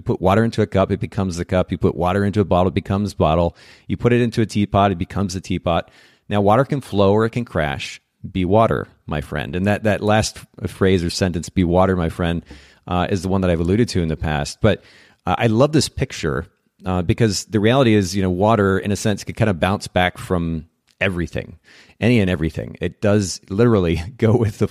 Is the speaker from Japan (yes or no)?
yes; Japan; now in United States; I grew up in Japan